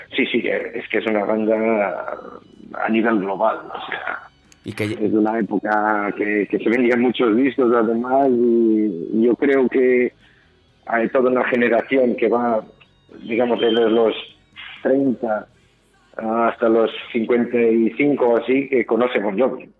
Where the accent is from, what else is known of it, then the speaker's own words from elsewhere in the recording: Portugal; moved away as an adult; now in Bilbao, Spain; yo soy de Portugal